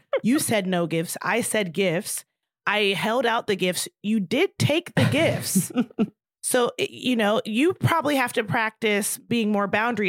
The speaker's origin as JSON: {"language": "English", "town": "Baltimore", "region": "Maryland", "country": "United States", "tie": "born or raised there", "said": "I'm from there"}